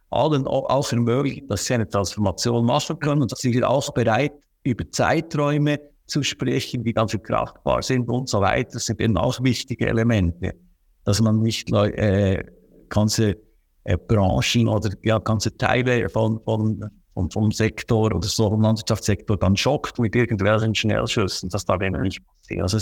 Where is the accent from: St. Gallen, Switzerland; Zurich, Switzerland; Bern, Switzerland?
Bern, Switzerland; aber ich sage immer, bei uns im Berner Oberland, wir haben so viele kleine Gebäude, landwirtschaftliche Gebäude, auch mit Wohnnutzung oft.